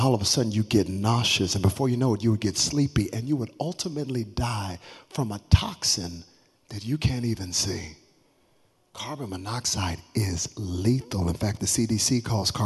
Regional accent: Texas, United States; I'm from Texas. We think we are our own country.

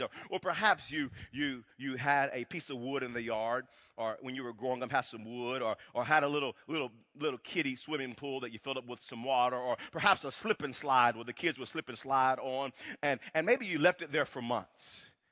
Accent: Wewoka, Oklahoma, United States; growing up in Wewoke, Oklahoma

